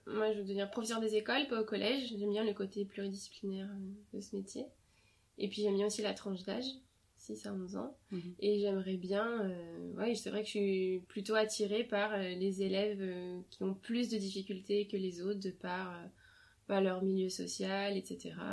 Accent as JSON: {"language": "French", "country": "France", "tie": "born or raised there", "first_language": "French", "said": "je suis née en France et j'ai grandi en France donc ma langue maternelle c'est le français"}